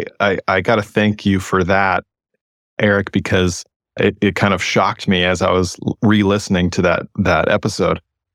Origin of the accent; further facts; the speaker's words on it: West Coast, United States; So, you know, I'm someone from the West Coast. I've lived in California and Oregon my entire adult life.